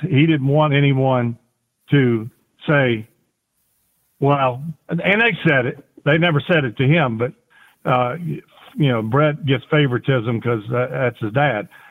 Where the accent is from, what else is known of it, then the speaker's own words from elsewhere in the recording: Kiln, Mississippi, United States; also born or lived in Gulfport, Mississippi; I was born in Gulfport, Mississippi, which is right smack dab on the Gulf of Mexico. Uh, I grew up about 20 minutes east, excuse me, west of there